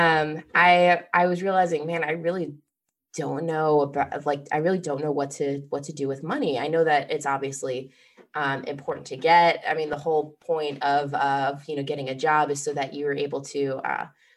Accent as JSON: {"language": "English", "region": "Midwest", "country": "United States", "tie": "born or raised there", "moved": "as an adult", "lives_now": "Boston, United States", "said": "I grew up originally in the Midwest"}